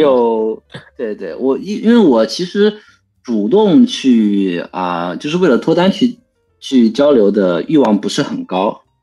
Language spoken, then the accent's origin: Chinese; China; moved away as an adult; now in Maryland, United States; 我是在农村长大的